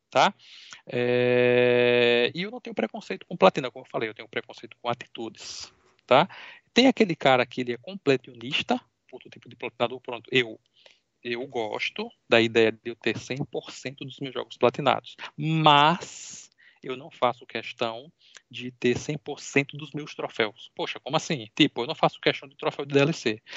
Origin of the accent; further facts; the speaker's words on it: Natal, Rio Grande do Norte, Brazil; eu sou de Natal, Rio Grande do Norte